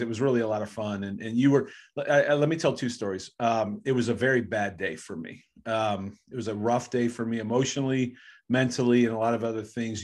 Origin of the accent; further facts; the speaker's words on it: Bedford, Ohio, United States; I grew up in Bedford